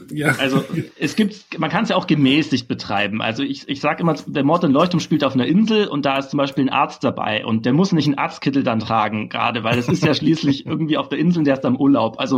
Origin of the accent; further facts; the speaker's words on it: Berlin, Germany; Ich meine, ich als Berliner, wir sind ja eh schon so anti-faschingsmäßig eingestellt.